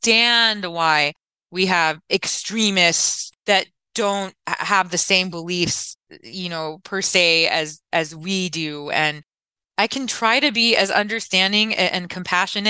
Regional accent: Orange County, California, United States; I'm from Orange County, California

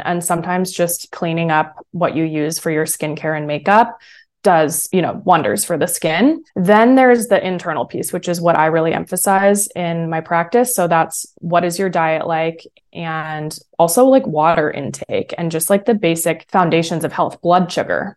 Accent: San Francisco, California, United States; also born or lived in San Diego; I grew up in San Francisco, California, that area.

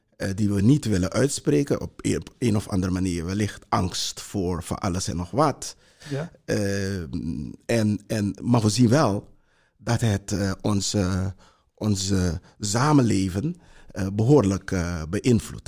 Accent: Para, Suriname; now in Netherlands; ik heb een eh, groot deel van mijn jeugd in Suriname eh, doorgebracht. Daar, kom uit een, een, een, vroegere plantage in eh, Suriname

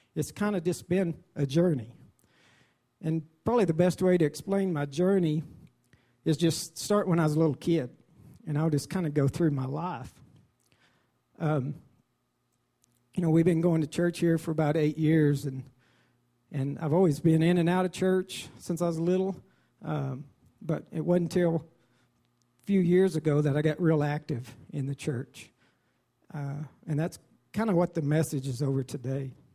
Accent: Dimmitt, Texas, United States; I was raised in Dimmitt

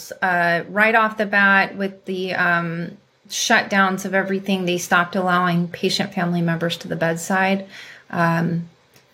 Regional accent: California, United States; also born or lived in Africa; I was born and raised in California.

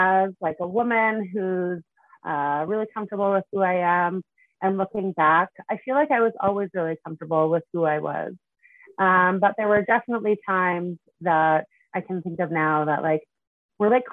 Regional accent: Prince Albert, Saskatchewan, Canada; I grew up in Prince Albert, Saskatchewan. I lived there until I was 19, and then I moved to Saskatoon to go to university

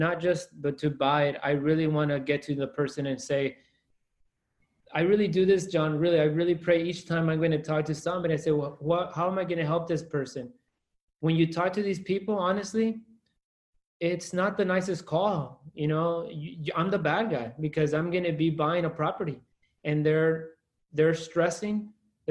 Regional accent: Salinas, California, United States; That Salinas is my hometown

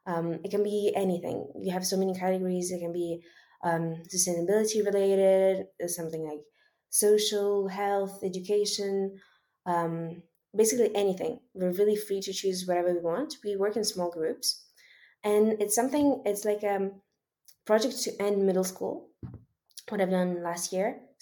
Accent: Switzerland; also born or lived in Ukraine; Even though I always also really liked Ukraine, my home country, it was really nice. And I think that growing up in Switzerland is really, I'm really lucky to be able to have that.

